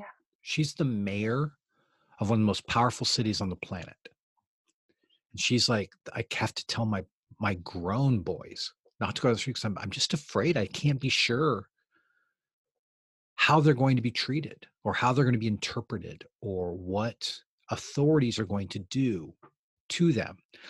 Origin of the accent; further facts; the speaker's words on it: Eugene, Oregon, United States; I was raised in Eugene, Oregon.